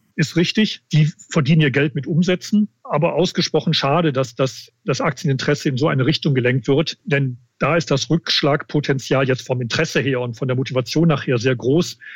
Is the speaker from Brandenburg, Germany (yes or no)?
no; Bergisches Land, Wuppertal, Mettmann, North Rhine-Westphalia, Germany; moved away as an adult; now in Munich, Germany; Ich komme aus dem ja, Rheinland, Bergischen Land, Wuppertal, Mettmann. Da war ich die meiste Zeit. Jetzt seit 30 Jahren aber in München